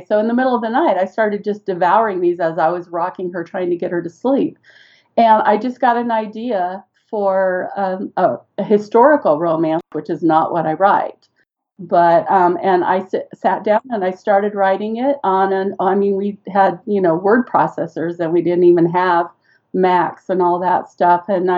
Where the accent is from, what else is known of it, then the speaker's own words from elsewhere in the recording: Seal Beach, California, United States; moved away as an adult; now in Idaho, United States; I grew up in Southern California about 20 minutes. At that time, you could get to the beach in about 20 minutes. I spent my entire teenage years on the beach in Seal Beach, California.